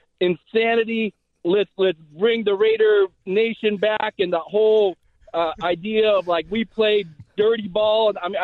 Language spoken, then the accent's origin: English; Reno, Nevada, United States; born and raised in Reno.